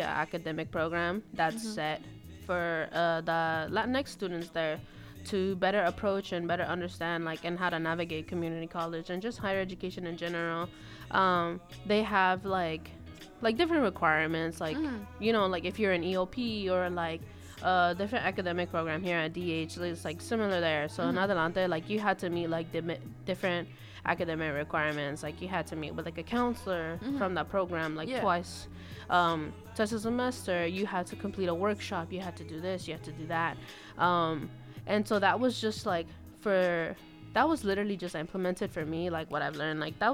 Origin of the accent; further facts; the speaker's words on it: Los Angeles, California, United States; I come from Santa Monica College because I grew up in West LA.